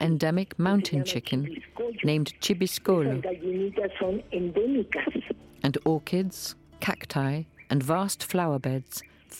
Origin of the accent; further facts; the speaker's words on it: Querétaro, Mexico; I grew up in Querétaro City